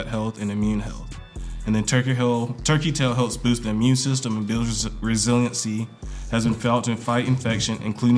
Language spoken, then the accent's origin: English; Charlotte, North Carolina, United States; I'm from Charlotte, North Carolina. Went to Ganger High School.